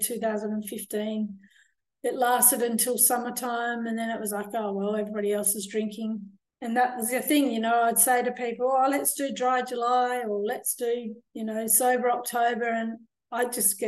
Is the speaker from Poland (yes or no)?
no; Australia; moved away as an adult; also born or lived in France / England; I'm from Australia